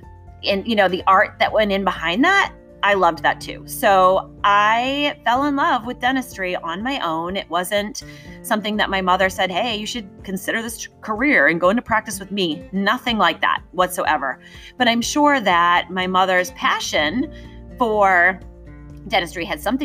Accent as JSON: {"language": "English", "area": "outside of Boston", "region": "Massachusetts", "country": "United States", "tie": "born or raised there", "said": "I grew up outside of Boston"}